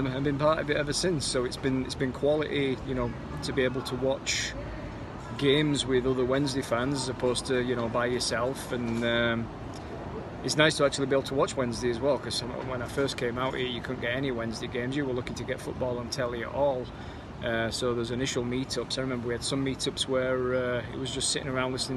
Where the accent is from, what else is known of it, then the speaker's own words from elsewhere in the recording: Wath-upon-Dearne, Yorkshire and the Humber, United Kingdom; I was born in 81 in Wath-upon-Dearne, South Yorkshire